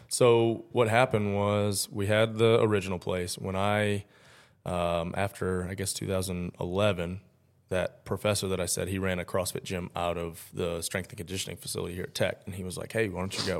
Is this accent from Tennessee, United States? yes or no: yes; Tennessee, United States; also born or lived in Mount Clemens, Michigan; we moved here when I was four, though, so Tennessee is home for me